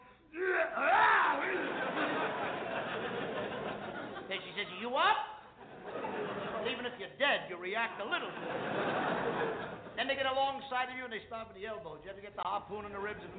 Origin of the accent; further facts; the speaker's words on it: New York City, New York, United States; I come from the Lower East Side of New York.